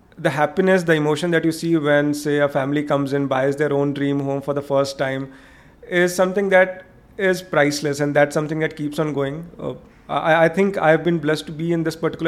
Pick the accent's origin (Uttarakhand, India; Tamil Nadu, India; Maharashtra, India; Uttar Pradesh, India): Uttar Pradesh, India; Varanasi; moved away; But for me, it's my own hometown. It's the lanes and the roads that I've kind of traveled.